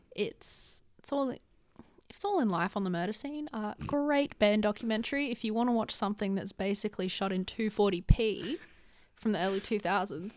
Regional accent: Gold Coast, Queensland, Australia; moved away as an adult; now in Sydney, Australia; I was born and raised on the Gold Coast

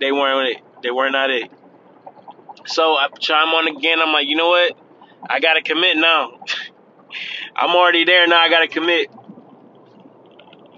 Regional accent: Florida, United States; I'm from Florida

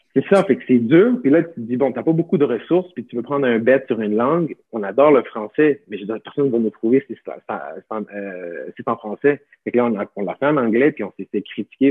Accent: Montreal, Quebec, Canada; moi, quand j'étais jeune, j'ai grandi à Montréal

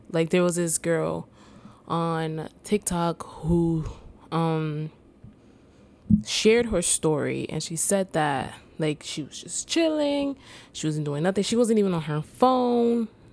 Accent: New York City, New York, United States; I was born and raised in the Bronx

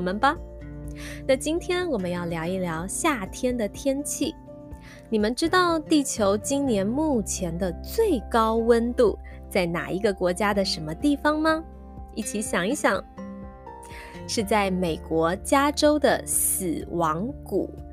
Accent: Taitung, Taitung County, Taiwan; 妈妈是台东人，小时候在台东吃歘冰的时候

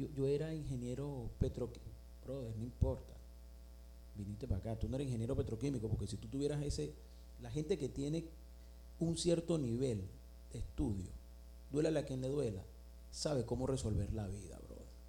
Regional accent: Venezuela; moved away

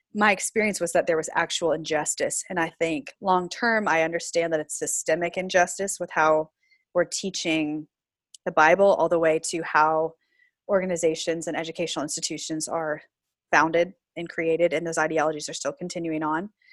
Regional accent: Florida, United States; moved away as an adult; also born or lived in Pacific Northwest; so I grew up in the South. Um, a lot of people don't think Florida's the South proper, but I did grow up in Florida

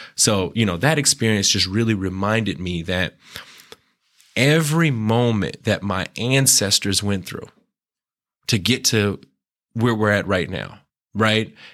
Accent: Tempe, Arizona, United States; I grew up in Tempe

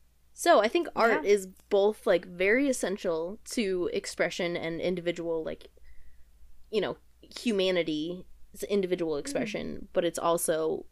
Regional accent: United States; As a larger girl growing up in America

